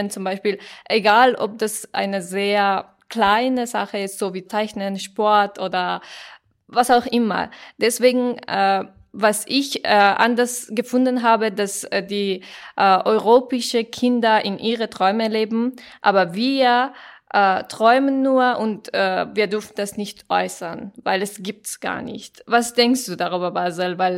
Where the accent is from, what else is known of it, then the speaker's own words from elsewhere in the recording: Afghanistan; German is a second language; now in Germany; ich komme aus Afghanistan und äh, wenn ich hier war und wenn ich, äh, also 2015 war ich hier